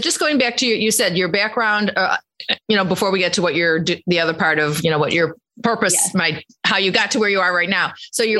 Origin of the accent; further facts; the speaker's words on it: Chicago, Illinois, United States; we're from Chicago